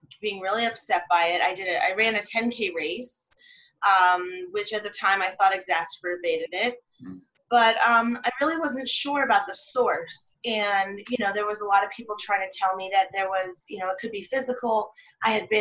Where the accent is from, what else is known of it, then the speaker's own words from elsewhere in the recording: California, United States; also born or lived in London, England / Canada; I'm Canadian from California, and I grew up for 6 years in London, England, and then I grew up most of the rest of my life in California.